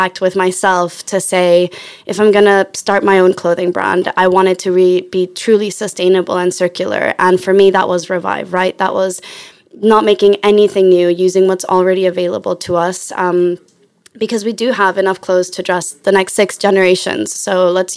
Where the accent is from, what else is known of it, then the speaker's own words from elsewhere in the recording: Chile; now in London, United Kingdom; I'm from Chile, live in London.